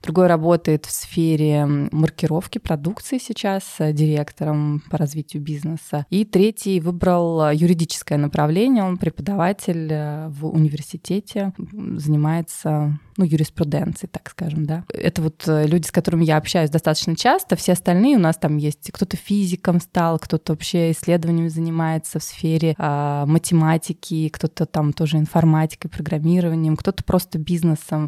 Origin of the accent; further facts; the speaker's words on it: Tver, Tver Oblast, Russia; moved away as an adult; also born or lived in Moscow; Я родилась в России, в городе Твери